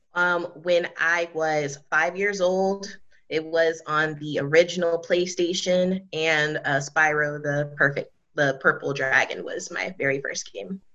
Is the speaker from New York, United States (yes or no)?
yes; New York City, New York, United States; also born or lived in near Charlotte, North Carolina; now in Charlotte area, North Carolina, United States; I'm originally from the Bronx, New York, um, but currently I'm residing um, in a small city outside of the Charlotte, North Carolina area.